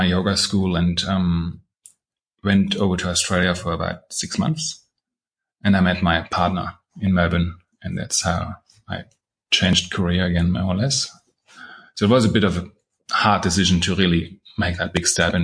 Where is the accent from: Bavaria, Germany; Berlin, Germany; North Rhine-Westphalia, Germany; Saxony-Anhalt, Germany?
Saxony-Anhalt, Germany; Halle; moved away; my hometown where I had my school